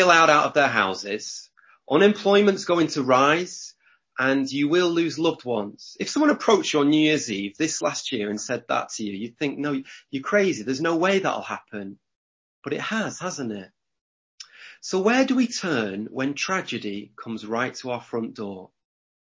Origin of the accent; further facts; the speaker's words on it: Lancashire, North West England, United Kingdom; I'm from Lancashire. We like to do things backwards here.